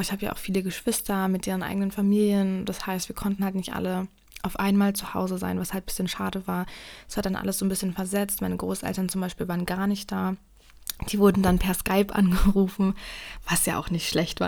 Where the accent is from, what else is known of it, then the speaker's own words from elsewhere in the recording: Germany; ich komme ja nicht direkt aus Berlin